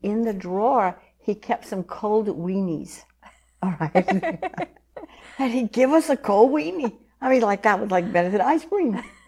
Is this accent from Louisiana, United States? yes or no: yes; Scott, Louisiana, United States; born or raised there